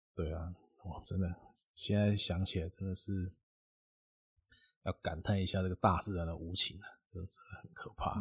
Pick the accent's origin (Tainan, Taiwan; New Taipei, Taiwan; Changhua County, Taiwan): New Taipei, Taiwan; Xinzhuang; 我还是住新庄